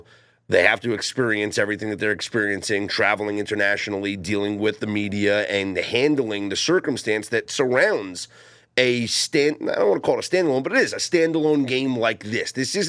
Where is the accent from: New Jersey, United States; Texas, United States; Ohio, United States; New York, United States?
New York, United States; Growing up in the Northeast, it is not a college football haven. Well, in the New York City metropolitan area, it's not, because all we have is Syracuse, which is many, many hours away from New York City.